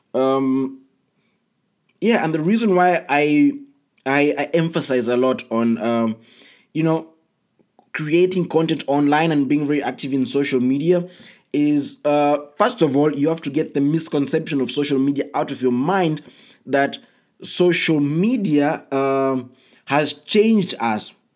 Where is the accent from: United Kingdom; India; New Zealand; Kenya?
Kenya; I come from Kenya